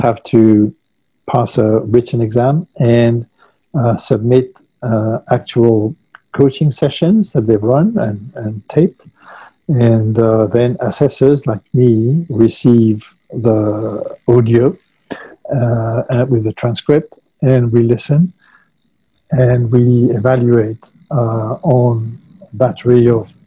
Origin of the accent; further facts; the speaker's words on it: Paris, Île-de-France, France; moved away as an adult; now in Saint-Pée-sur-Nivelle, France; I grew up in Paris, but after a very sort of multinational life, I decided when I came back to France to settle away from large cities.